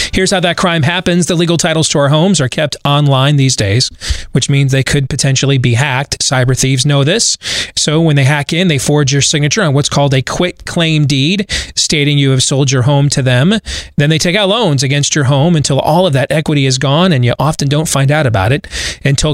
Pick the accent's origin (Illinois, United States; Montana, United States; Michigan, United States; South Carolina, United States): Michigan, United States; now in Iowa, United States; I'm wearing a Michigan Big Ten championship shirt today because I grew up there and I'm a Michigan fan